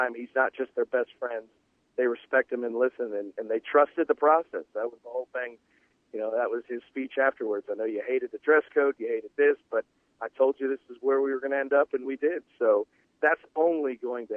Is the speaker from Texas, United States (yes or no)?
no; Chicago, Illinois, United States; also born or lived in Miami; now in Shreveport, United States; I'm from Chicago originally